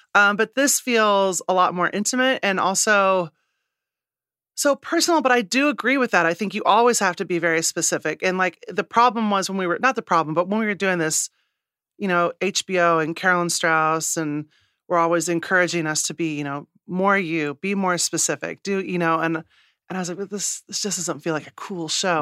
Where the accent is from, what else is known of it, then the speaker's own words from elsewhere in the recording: Midwest, United States; moved away; also born or lived in New York; I'm a Midwesterner